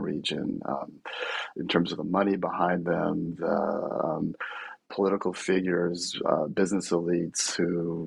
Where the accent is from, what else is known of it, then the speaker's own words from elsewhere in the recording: Bay Area, California, United States; I'm from the Bay Area originally